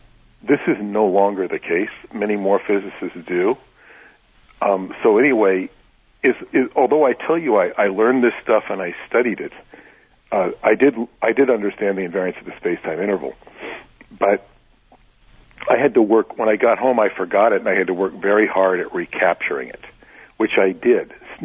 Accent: New York, United States; So I'm from New York. There were 6 other people from New York with me on that particular year

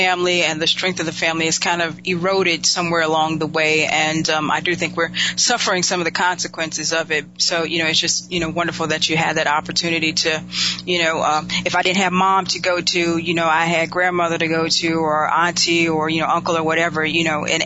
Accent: Winston-Salem, North Carolina, United States; I know where I'm from in Winston-Salem

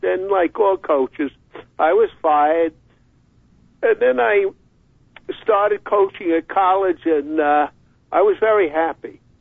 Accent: New York, United States; moved away as an adult; also born or lived in Rochester; growing up in New York, I played so many high school games at Madison Square Garden

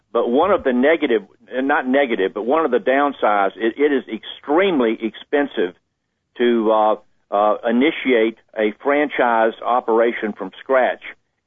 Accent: Jacksonville, Florida, United States; I grew up in Jacksonville, Florida

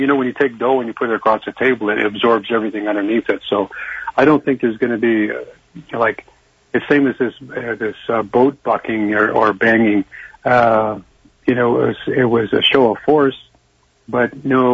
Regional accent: Canada; I'm a Canadian. I'm not American

